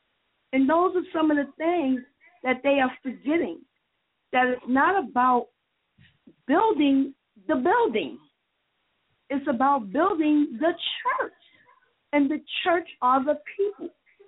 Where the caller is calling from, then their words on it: New York, United States; I'm calling from New York.